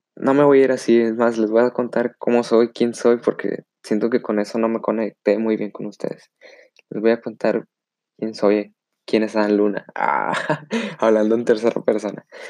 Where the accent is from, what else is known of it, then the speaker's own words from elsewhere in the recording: Monterrey, Nuevo León, Mexico; soy de Monterrey, Nuevo León